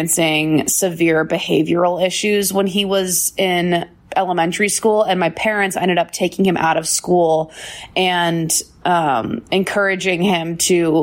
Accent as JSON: {"language": "English", "town": "Bozeman", "region": "Montana", "country": "United States", "tie": "born or raised there", "said": "I grew up in Bozeman, Montana"}